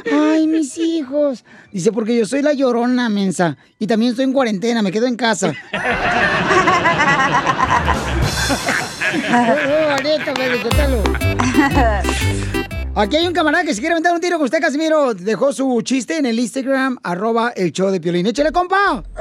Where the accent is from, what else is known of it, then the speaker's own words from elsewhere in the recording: Nicaragua; now in United States; Soy de Nicaragua.